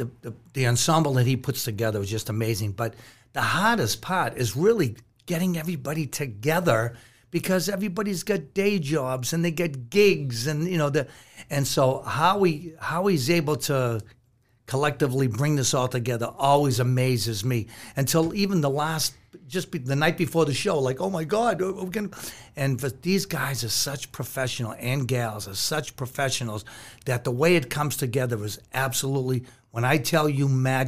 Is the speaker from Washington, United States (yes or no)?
no; Boston, Massachusetts, United States; I grew up in East Boston